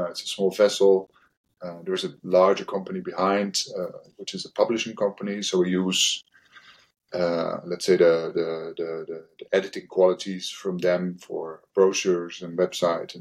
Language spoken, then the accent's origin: English; Rotterdam, South Holland, Netherlands; I come from the Rotterdam area, and we had a lot of shipbuilding facilities next door, basically behind the dike where I was living